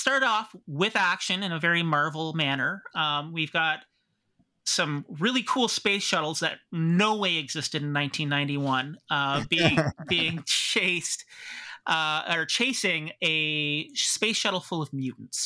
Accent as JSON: {"language": "English", "town": "Pickering", "region": "Ontario", "country": "Canada", "tie": "born or raised there", "said": "I grew up doing duck and cover drills when I was growing up in Pickering"}